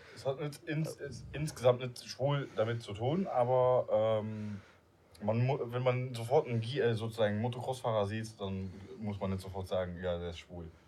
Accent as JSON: {"language": "German", "country": "Luxembourg", "first_language": "Luxembourgish", "second_language": "German", "moved": "yes", "lives_now": "Germany", "said": "ich bin ja Luxemburger, ich, ich wohne jetzt in Deutschland"}